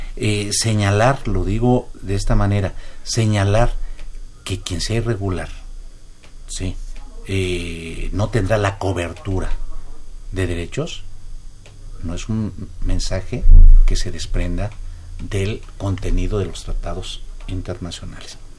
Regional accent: Mexico

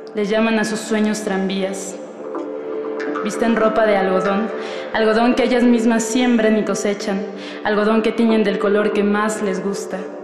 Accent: Naucalpan de Juárez, State of Mexico, Mexico; now in Mexico City, Mexico; nací en el Estado de México, en Naucalpan de Juárez. Actualmente radico en la Ciudad de México

